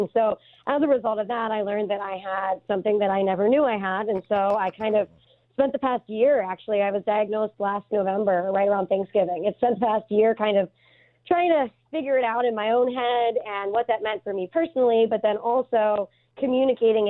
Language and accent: English; Pittsburgh, Pennsylvania, United States; moved away as an adult; also born or lived in Delaware; now in Cody, United States; I'm from Pittsburgh, so a lot of people assume that I grew up around firearms because it's very much a part of the culture of Western Pennsylvania.